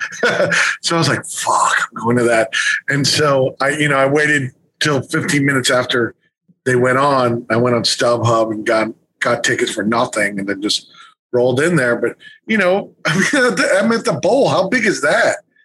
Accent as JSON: {"language": "English", "region": "New York", "country": "United States", "said": "I'm from New York too"}